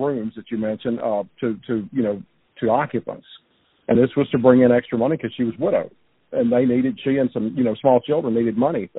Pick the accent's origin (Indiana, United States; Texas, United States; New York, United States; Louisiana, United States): Louisiana, United States; Baton Rouge; out east of where I grew up in Baton Rouge, out in Livingston Parish.